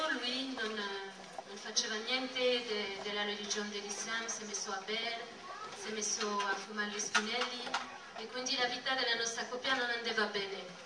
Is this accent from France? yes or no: yes; Nice, Provence-Alpes-Côte d'Azur, France; Italian is a second language; moved away; also born or lived in Dijon, France / Oran, Algeria; vengo da, da Nizza in Francia